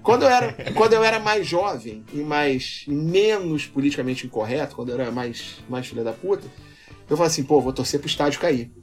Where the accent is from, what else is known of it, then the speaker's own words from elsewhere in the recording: Rio de Janeiro, Brazil; Eu sou carioca, adoro minha cidade, adoro meu povo, tenho um tremendo orgulho de ser carioca